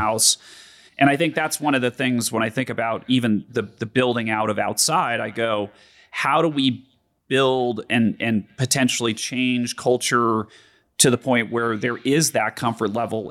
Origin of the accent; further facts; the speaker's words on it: Denver, Colorado, United States; growing up in Denver